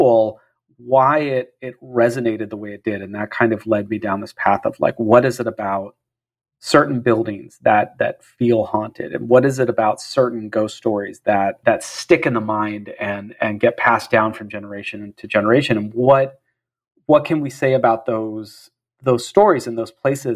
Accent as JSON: {"language": "English", "town": "San Jose", "region": "California", "country": "United States", "tie": "born or raised there", "said": "I grew up in San Jose, California"}